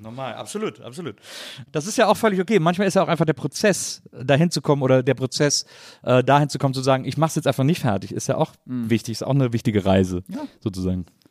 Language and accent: German; Cologne, North Rhine-Westphalia, Germany; Ich bin in Köln aufgewachsen, in einem Kölner äh, Raum